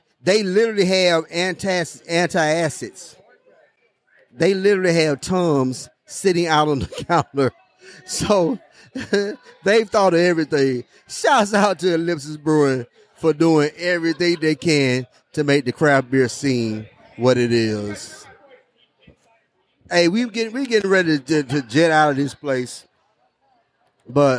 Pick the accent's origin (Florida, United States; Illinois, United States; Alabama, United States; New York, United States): Alabama, United States; accent: country; I'm Alabama born and raised. Tuscaloosa